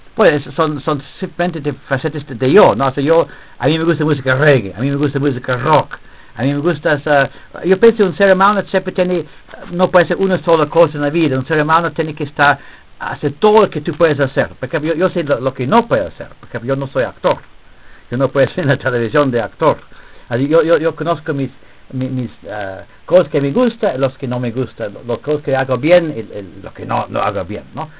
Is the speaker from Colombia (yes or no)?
no; England, United Kingdom; Spanish is a second language; moved away as an adult; also born or lived in Switzerland / Lesotho; now in Peru; yo era profesor de este curso en mi país, en Inglaterra